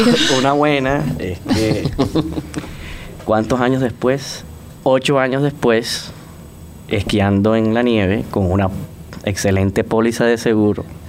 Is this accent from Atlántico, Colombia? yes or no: yes; Barranquilla, Atlántico, Colombia; moved away as an adult; now in Panama; en Barranquilla, en mi ciudad natal, sí existían estas empresas